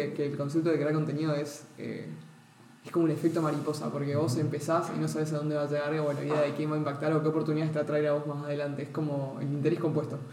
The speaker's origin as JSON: {"language": "Spanish", "region": "Misiones", "country": "Argentina", "said": "soy de Misiones"}